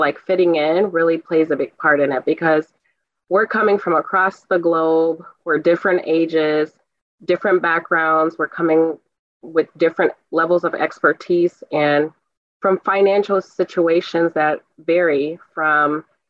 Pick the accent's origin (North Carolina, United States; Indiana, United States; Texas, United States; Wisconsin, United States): Wisconsin, United States; Milwaukee; now in Madison, United States; I'm from Milwaukee, Wisconsin